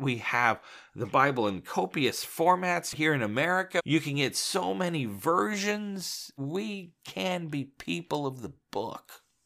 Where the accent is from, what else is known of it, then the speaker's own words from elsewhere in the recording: Midwest, United States; I'm from the Midwest